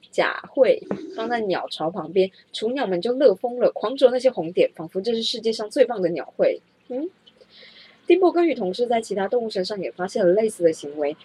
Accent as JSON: {"language": "Chinese", "country": "Taiwan", "said": "我是台湾人"}